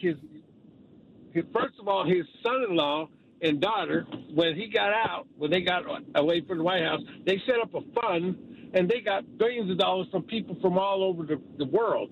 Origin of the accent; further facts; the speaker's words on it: Ohio, United States; I may not be from New York, but I'm from Ohio, and I have family in New York